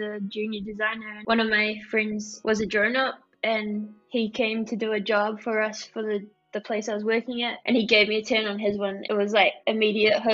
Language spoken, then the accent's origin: English; New Zealand; I'm from New Zealand, which is pretty much the bottom of the world